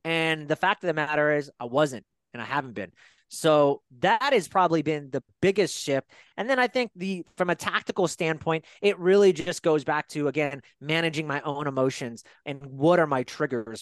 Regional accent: Fairfield, California, United States; I grew up in Fairfield, California, uh, about an hour away from San Francisco

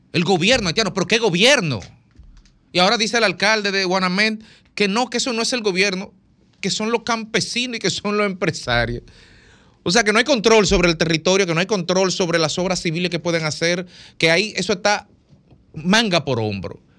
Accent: Dominican Republic

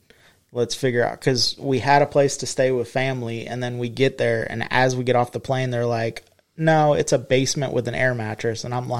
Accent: Florida, United States; Like, everybody knows we're from Florida.

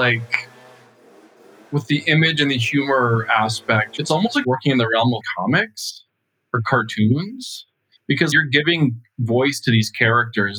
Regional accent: rural Minnesota, United States; moved away as an adult; also born or lived in New York, United States; I grew up in Minnesota. I was born and raised in a very small town in rural Minnesota

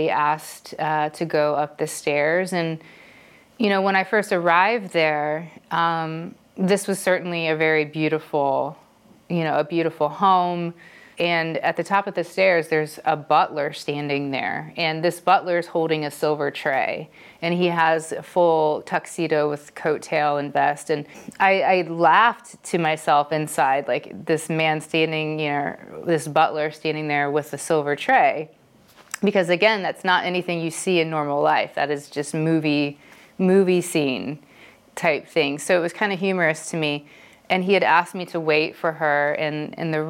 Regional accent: Dayton, Ohio, United States; moved away as an adult; also born or lived in California; where I'm from, Dayton, Ohio

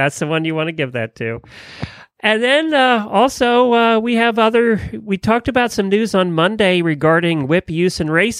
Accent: Ocala, Florida, United States; It is Wednesday, and … from Ocala, Florida.

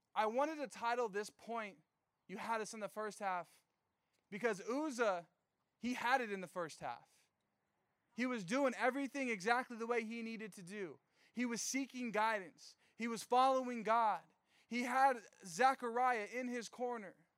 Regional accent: Riverside, California, United States; I'm from Riverside.

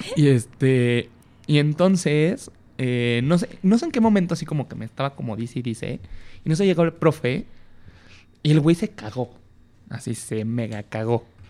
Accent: Tepic, Nayarit, Mexico; now in Mexico City, Mexico; nací en Tepic Nayarit

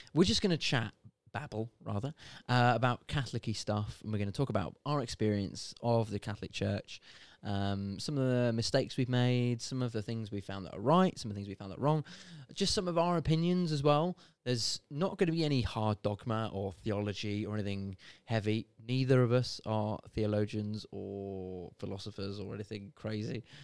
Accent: United Kingdom; I'm born and bred in Britain.

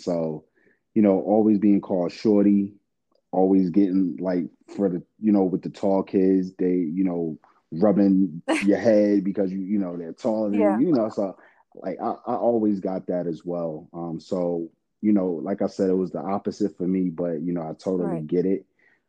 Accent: New York, United States; I'm from New York

